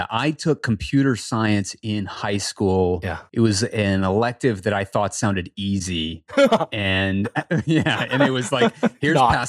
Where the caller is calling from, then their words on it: Charlotte, North Carolina, United States; So I am just outside of Charlotte, North Carolina.